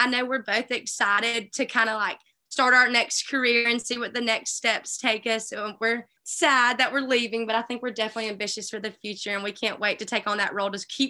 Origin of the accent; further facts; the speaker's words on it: Alabama, United States; Growing up in Alabama, never really considered Ole Miss, I don't think.